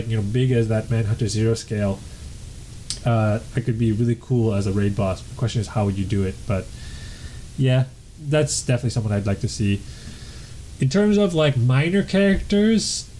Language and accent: English; Canada; I'm Canadian